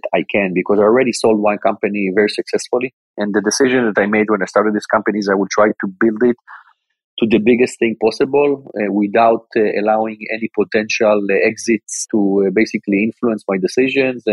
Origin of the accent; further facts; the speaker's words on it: Tel Aviv, Tel Aviv District, Israel; born and grew up in Israel my entire life. Basically, I'm from the Tel Aviv area, went to school in Tel Aviv